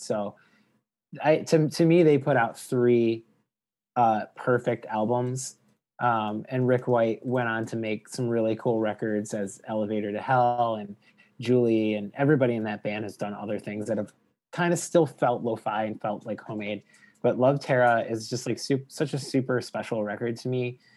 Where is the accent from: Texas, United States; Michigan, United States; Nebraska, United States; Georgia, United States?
Michigan, United States; Detroit; growing up in Detroit, getting access to Canadian music